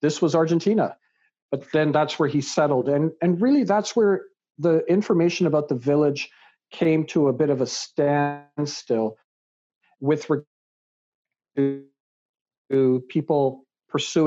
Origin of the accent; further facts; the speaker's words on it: Canada; also born or lived in England; raised in Canada